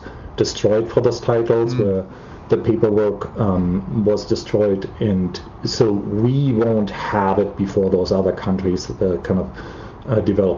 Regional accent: Germany; Germany, where, as you can probably tell by my accent, I'm from

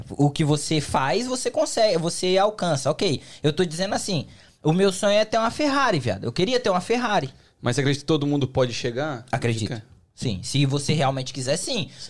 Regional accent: São Paulo, Brazil; Eu vim da capital. Eu vim de São Paulo, capital. Então é uma terra onde, mano, é grande, tem muito trabalho, tem, é, é uma cidade muito grande.

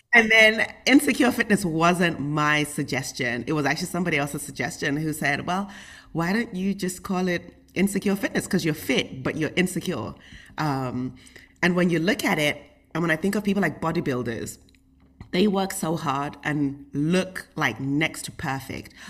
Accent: United Kingdom; I grew up in the United Kingdom, and we lived in, like, a small little town

